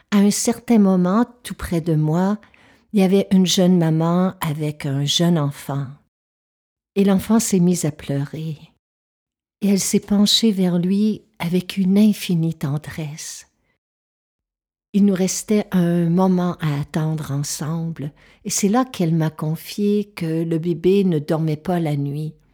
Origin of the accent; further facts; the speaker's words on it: Quebec, Canada; je suis touchée par les feux qui ravagent le nord du Québec parce que c'est ma région natale.